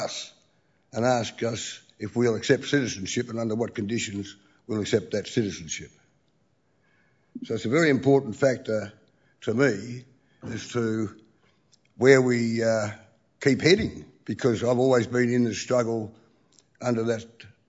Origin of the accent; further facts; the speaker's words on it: Tasmania, Australia; of the Pakana of Tasmania.